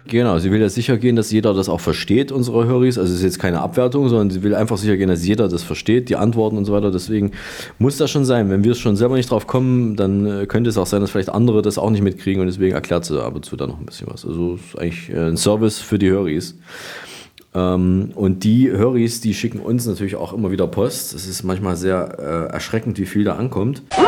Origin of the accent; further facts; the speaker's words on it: Berlin, Germany; Bei uns in Berlin